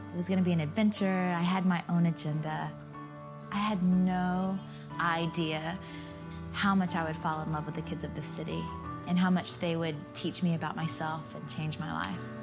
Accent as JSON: {"language": "English", "region": "Georgia", "country": "United States", "tie": "born or raised there"}